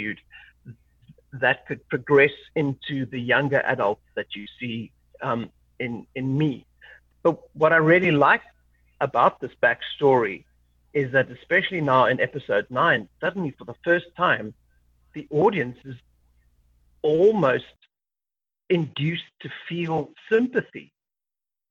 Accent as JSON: {"language": "English", "country": "South Africa", "said": "being a South African"}